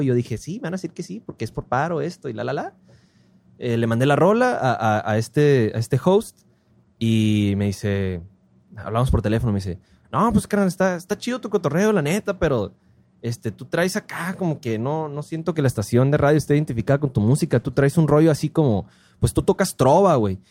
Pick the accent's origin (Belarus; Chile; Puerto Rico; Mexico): Mexico; Ciudad Obregón, Sonora; soy de Obregón